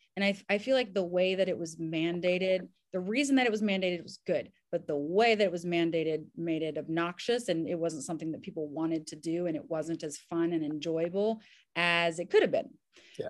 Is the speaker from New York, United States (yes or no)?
no; Southern Kentucky, United States; also born or lived in Indiana; now in Nashville, United States; I'm actually technically from Southern Kentucky, and grew up in Kentucky and Indiana here in the US